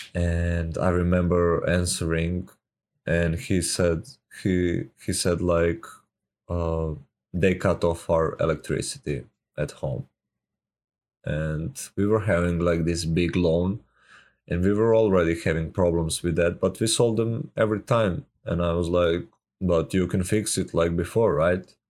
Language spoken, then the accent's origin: English; Serbia; I'm from Serbia